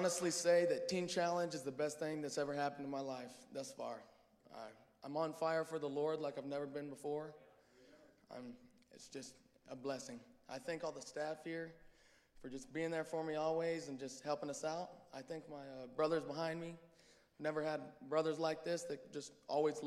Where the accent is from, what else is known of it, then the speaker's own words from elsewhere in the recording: Guymon, Oklahoma, United States; I'm from Guymon, Oklahoma. So I had a good childhood as a kid, and I went to a Christian school until 8th grade.